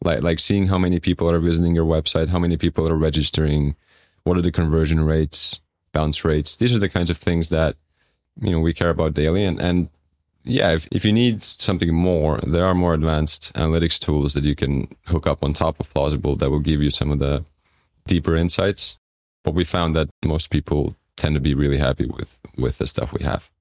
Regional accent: Estonia; moved away as an adult; also born or lived in London; I'm from Estonia

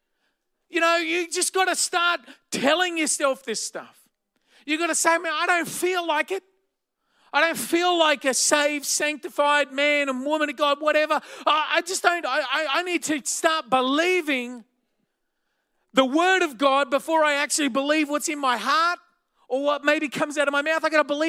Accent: Blacktown, New South Wales, Australia; I grew up in the western suburbs of Sydney in a place called Blacktown

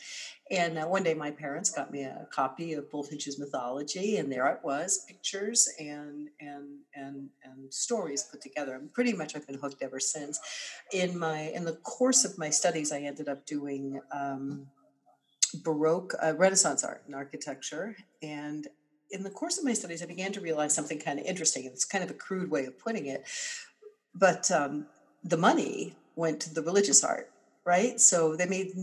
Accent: Boston, Massachusetts, United States; moved away as an adult; now in Rome, Italy; I'm from Boston

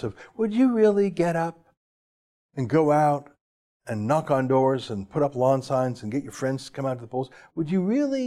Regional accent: Canada; I'm not American. Our own country

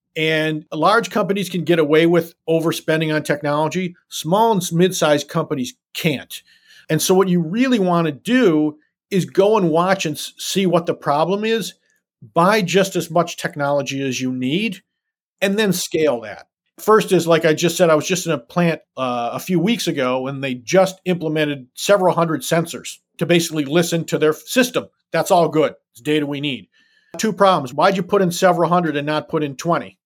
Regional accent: Detroit, Michigan, United States; I was born and raised in the city of Detroit

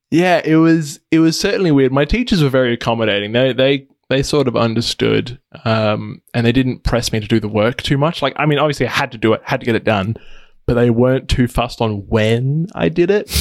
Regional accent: Adelaide, South Australia, Australia; So I'm from Adelaide, Australia, which is a It's a capital city in the, uh, state of South Australia

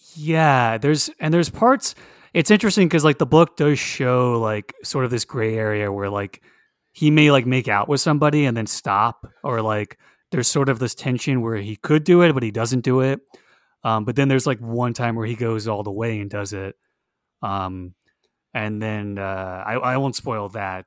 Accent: Hollywood, Florida, United States; now in Orlando, United States; I was born in Hollywood, Florida.

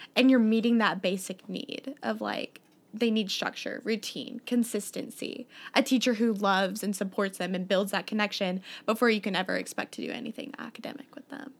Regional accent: Columbia, Missouri, United States; I'm from Columbia, Missouri

